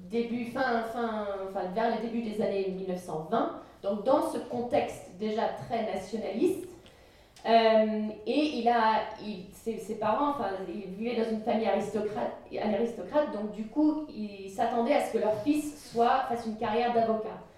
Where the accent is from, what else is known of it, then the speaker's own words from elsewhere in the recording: France; also born or lived in Dubai; en tant que Française et Européenne